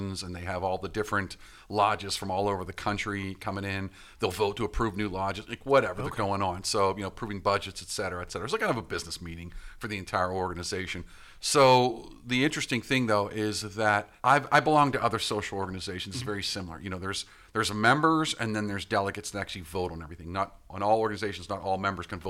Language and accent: English; Pittsburgh, Pennsylvania, United States; I'm from Pittsburgh